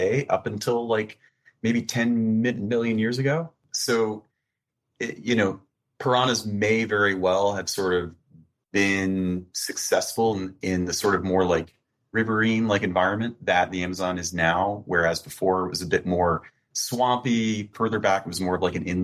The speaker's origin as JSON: {"language": "English", "region": "Florida", "country": "United States", "moved": "yes", "said": "I'm like originally from Florida"}